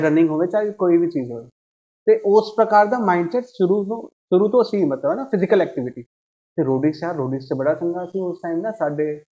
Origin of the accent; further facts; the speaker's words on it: Odisha, India; moved away as an adult; now in Dubai, United Arab Emirates; ਮੈਂ ਉੜੀਸਾ ਤੋਂ ਹਾਂ ਕ੍ਰਿਆਰ ਰੋਡ ਡਿਸਟ੍ਰਿਕਟ